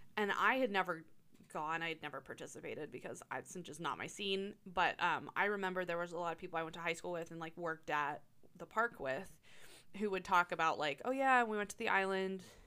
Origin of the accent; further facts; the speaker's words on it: Tyrone, Pennsylvania, United States; now in Altoona, United States; When I was growing up in Tyrone